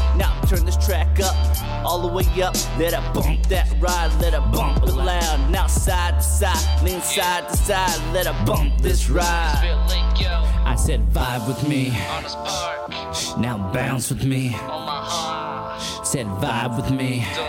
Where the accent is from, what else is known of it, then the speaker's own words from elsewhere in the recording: Logan, Iowa, United States; also born or lived in Sioux City; especially Sioux City, that's where I was born. I was raised in Logan, where I lost my beat.